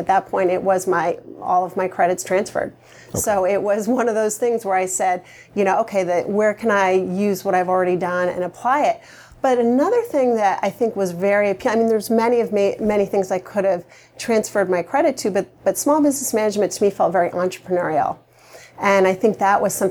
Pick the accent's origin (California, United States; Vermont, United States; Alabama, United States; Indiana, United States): Vermont, United States; I grew up in Vermont